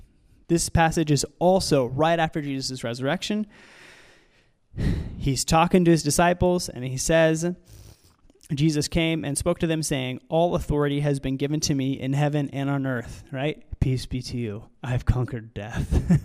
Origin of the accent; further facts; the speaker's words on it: United States; I understand that context or that mindset, because I grew up in the United States